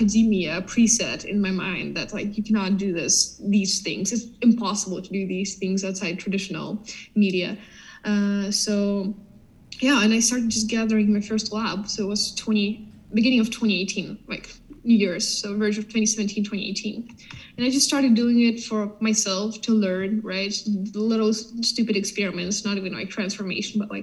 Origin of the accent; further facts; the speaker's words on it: Ukraine; I'm from Ukraine